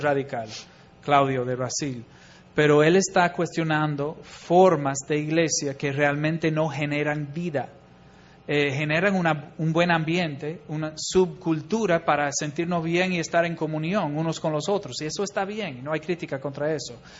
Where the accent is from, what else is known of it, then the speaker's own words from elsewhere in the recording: Chicago, Illinois, United States; moved away as an adult; also born or lived in Bolivia; yo soy de Chicago